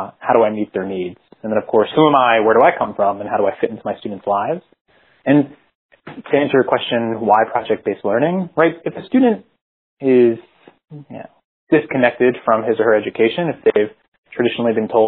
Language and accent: English; Philadelphia, Pennsylvania, United States; moved away as an adult; also born or lived in San Jose, California; I'm from Philadelphia, went to school there